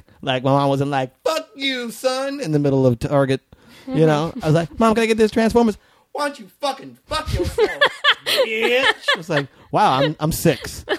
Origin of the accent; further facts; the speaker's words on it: New Mexico, United States; moved away; also born or lived in Las Vegas, Nevada; I was raised in New Mexico before I moved to Vegas. So it was like Southern Baptist